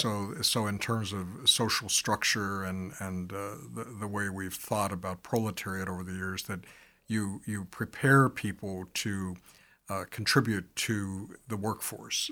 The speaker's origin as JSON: {"language": "English", "town": "Pittsburgh", "region": "Pennsylvania", "country": "United States", "tie": "born or raised there", "moved": "yes", "lives_now": "Chicago, United States", "said": "my hometown and, uh, or birth town as I talk it, talk about it, uh, but, um, uh, Pittsburgh"}